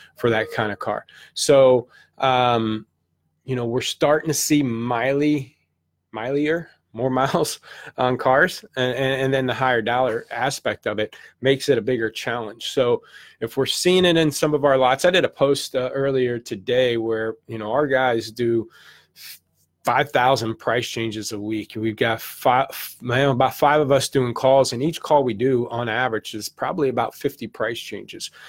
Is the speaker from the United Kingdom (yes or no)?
no; St. Louis, Missouri, United States; I'm from the Midwest, Saint Louis, did my car career in Saint Louis, eight years